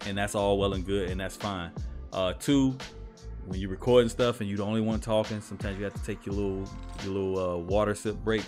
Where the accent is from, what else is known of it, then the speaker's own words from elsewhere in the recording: Chicago, Illinois, United States; I'm from Chicago, we call it pop